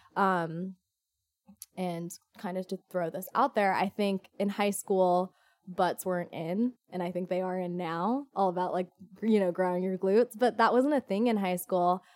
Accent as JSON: {"language": "English", "area": "Orange County", "region": "California", "country": "United States", "tie": "born or raised there", "said": "I'm originally from Orange County, born and raised"}